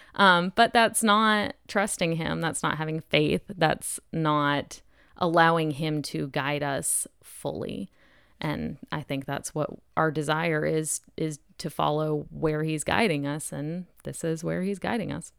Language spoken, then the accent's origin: English; New Hampshire, United States; also born or lived in Germany / Japan; I was born in Germany, but raised in New Hampshire